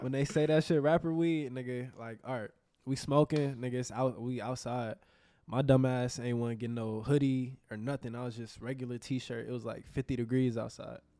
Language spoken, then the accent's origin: English; Houston, Texas, United States; also born or lived in New Orleans; I've been in Houston my whole life. I'm born